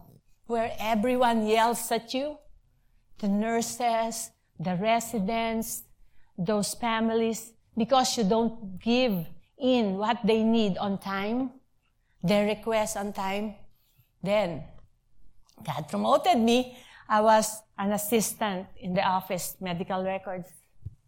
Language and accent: English; Philippines; moved away as an adult; now in United States; I'm a college graduate. I came from the Philippines. I have a very nice job there.